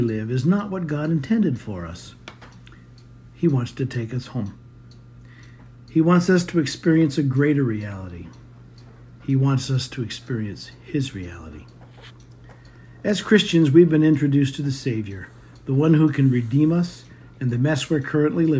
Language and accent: English; Maine, United States; now in Arkansas, United States; We were both born and raised in Maine